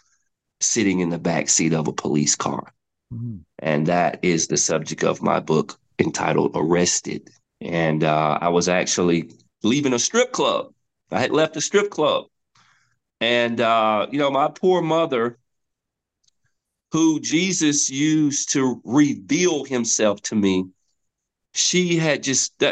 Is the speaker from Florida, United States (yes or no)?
no; West End, Alabama, United States; when I was about 14 years old, growing up in West End